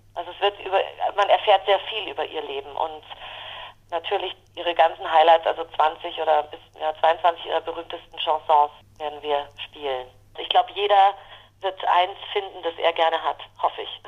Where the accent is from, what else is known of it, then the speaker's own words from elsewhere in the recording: Germany; ich als Deutsche